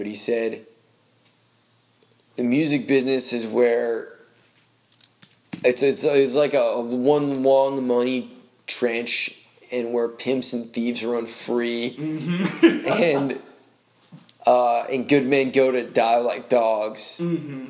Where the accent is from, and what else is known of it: Maine, United States; born or raised there; now in Nashville, United States